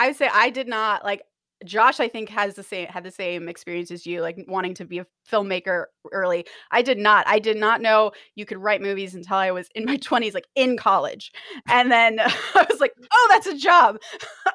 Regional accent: an hour from Los Angeles, California, United States; I grew up an hour from Los Angeles

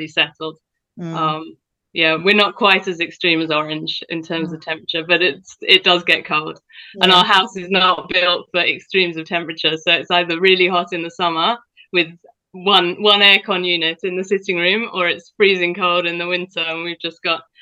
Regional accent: United Kingdom; moved away as an adult; also born or lived in Central West New South Wales, Australia; now in Australia; I, as you can probably tell, grew up in the UK

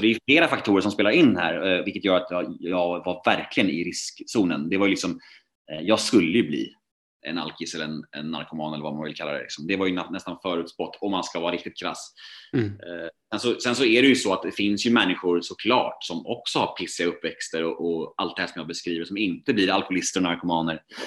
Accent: Värmdö, Stockholm County, Sweden; moved away as an adult; also born or lived in Södermalm, Stockholm; min uppväxt och min barndom ute på Värmdö

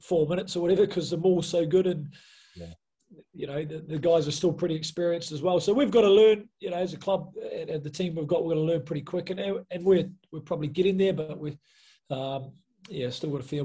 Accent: New Zealand; moved away as an adult; also born or lived in Nottingham, England; I come from New Zealand

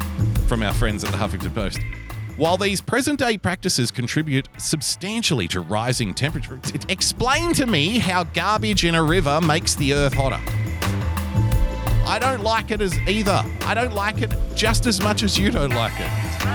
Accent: Brooklyn, New York, United States; Growing up in Brooklyn...

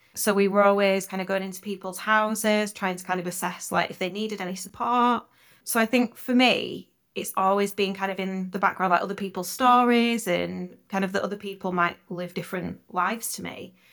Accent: Yorkshire and the Humber, United Kingdom; I spent a lot of time with my grandparents, uh, growing up in Yorkshire

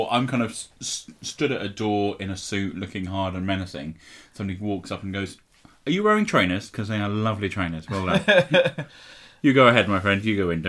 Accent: St Albans, East of England, United Kingdom; my home city of St Albans.

